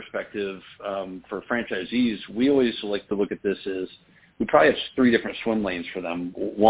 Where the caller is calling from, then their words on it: Holland, Michigan, United States; Holland, Michigan.